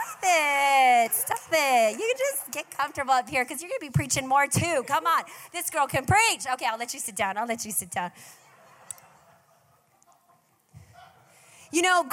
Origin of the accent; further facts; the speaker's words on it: Hawaii, United States; I'm from Hawaii